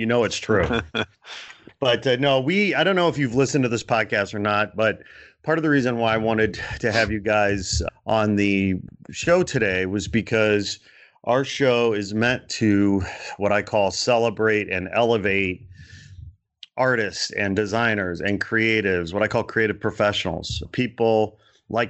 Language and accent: English; Portage, Indiana, United States; moved away as an adult; also born or lived in Gary, Indiana / Chicago / Canada; now in Los Angeles, United States; I was born in Gary, Indiana. I grew up in Portage, Indiana.